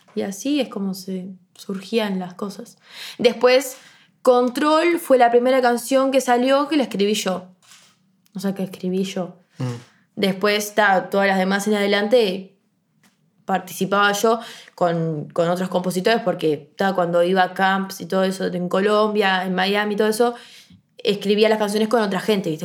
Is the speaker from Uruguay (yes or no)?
yes; Montevideo, Uruguay; yo soy del Prado. No puedo ir al liceo del Prado